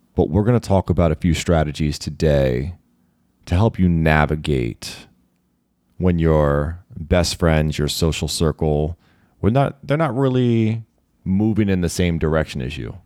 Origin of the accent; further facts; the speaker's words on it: Maryland, United States; being a Marylander